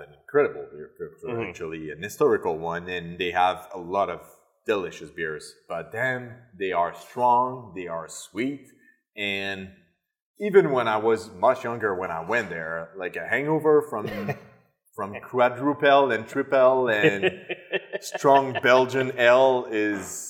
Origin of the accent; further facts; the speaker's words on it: South Shore, Quebec, Canada; also born or lived in Montreal; I grew up on the South Shore, too.